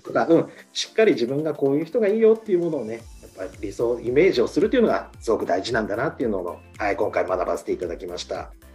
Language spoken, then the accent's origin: Japanese; Shizuoka, Japan; 私の地元のですね、あの静岡